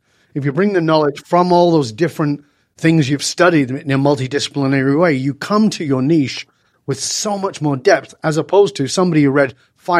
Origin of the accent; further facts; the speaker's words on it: Manchester, North West England, United Kingdom; moved away as an adult; And the other thing that fed it to me was that I grew up in Northern England. I didn't speak the way I speak now. You know, I've lived in many different countries. I've been away from the UK for more than 40 years.